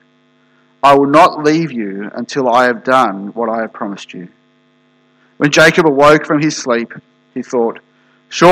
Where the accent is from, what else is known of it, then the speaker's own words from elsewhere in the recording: Australia; moved away; I'm from Australia originally